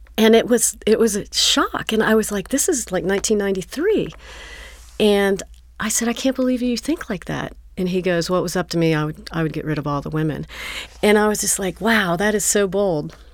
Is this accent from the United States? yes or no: yes; Northern Kentucky, United States; moved away as an adult; also born or lived in Los Angeles / Florida / Atlanta; now in Cincinnati, United States; I moved back when I was about six years old in Northern Kentucky. I grew up there